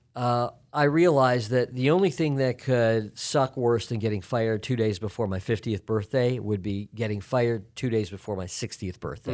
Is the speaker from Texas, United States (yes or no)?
no; Chicago, Illinois, United States; moved away as an adult; also born or lived in Los Angeles; now in Atlanta, United States; I grew up in Chicago.